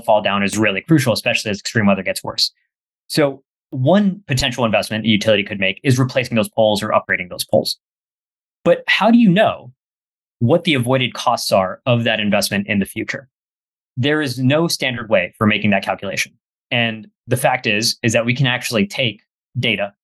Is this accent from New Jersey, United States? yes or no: no; McAllen, Texas, United States; My hometown in McAllen, Texas, pretty sure we had about 5 or 6 hurricanes when I was growing up in about 18 years